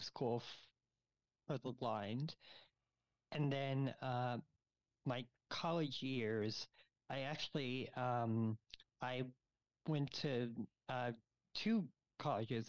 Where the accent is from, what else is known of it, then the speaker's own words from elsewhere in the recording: Florida, United States; moved away as an adult; also born or lived in New York; now in Chicago, United States; I was born in New York, but I grew up in Florida